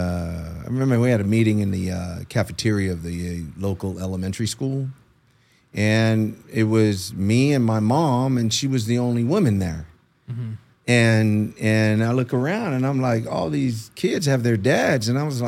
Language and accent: English; Aguadilla, Puerto Rico; born there; So I was born in Aguadilla, Puerto Rico.